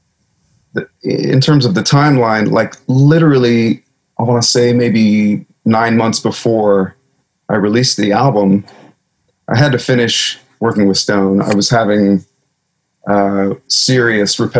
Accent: a farm about an hour south of Portland, Oregon, United States; also born or lived in California; We moved to an 80-acre farm out in the middle of nowhere, about an hour south of Portland

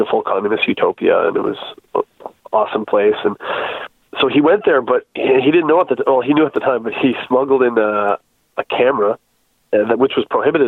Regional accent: New Brunswick, Canada; we're all from New Brunswick

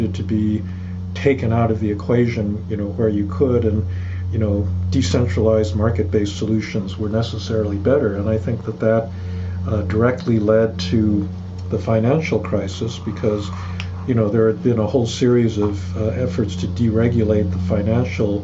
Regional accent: United States; proud to be an American

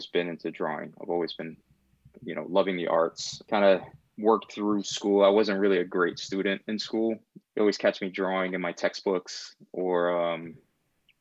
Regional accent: New York City, New York, United States; also born or lived in Puerto Rico; I was born and raised in Brooklyn, New York. Sunset Park was home for many years.

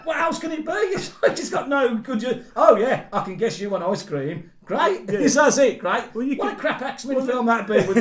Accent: United Kingdom; We're British people.

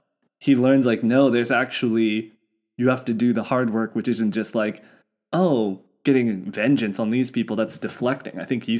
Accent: United States; as an American

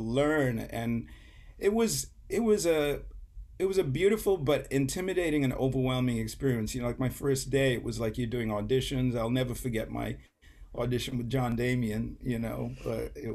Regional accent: St. Kitts & Nevis; moved away as an adult; also born or lived in England; now in United States; I was born in England, but I grew up in a small island called St. Kitts

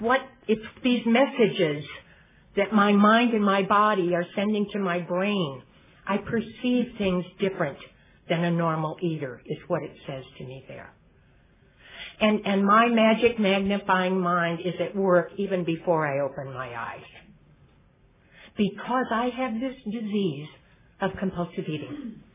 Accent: Michigan, United States; moved away as an adult; I've been in California 20 years, and I brought them with me when I came from Michigan

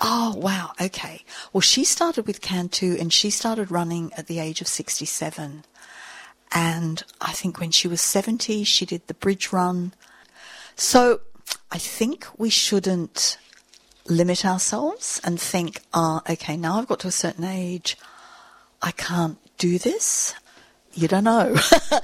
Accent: England, United Kingdom; moved away as an adult; now in Sydney, Australia; I'm English. Um, I'm a journalist. I arrived here on a ship in the 70s

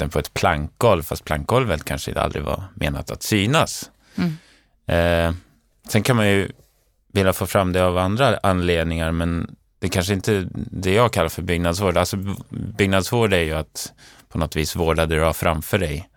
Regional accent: Umeå, Västerbotten County, Sweden; moved away as an adult; now in Stockholm, Sweden; Sen flyttade jag till Stockholm, jag kommer från Umeå från början

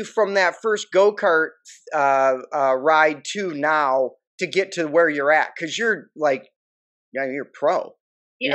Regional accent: Detroit, Michigan, United States; I'm from Detroit.

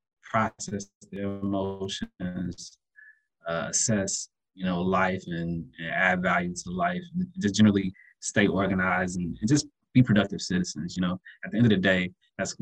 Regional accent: Dayton, Ohio, United States; I'm from Dayton, Ohio

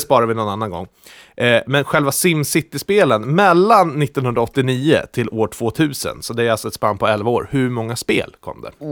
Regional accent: Lindesberg, Örebro County, Sweden; jag kommer från Lindesberg

